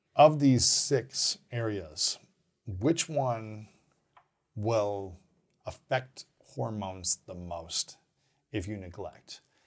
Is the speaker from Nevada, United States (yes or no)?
no; Ohio, United States; also born or lived in Minnesota / Missouri / Saint Louis / Alabama; now in Los Angeles, United States; I grew up in Ohio.